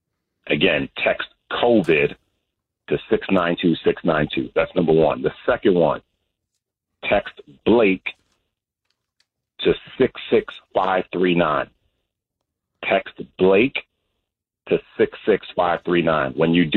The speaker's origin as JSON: {"language": "English", "town": "New York City", "region": "New York", "country": "United States", "tie": "born or raised there", "said": "I grew up on Crescent and Burnside."}